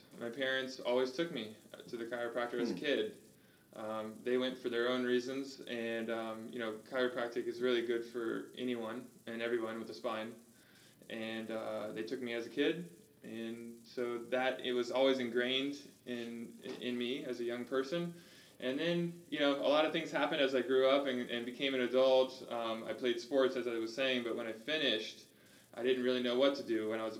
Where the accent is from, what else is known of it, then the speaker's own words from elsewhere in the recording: Orange Park, Florida, United States; Actually, I'm from Orange Park. Oh. Yeah, that's where I grew up. You know, I know there's like, it's outside of Duval County, but you know, to me, it's all the same.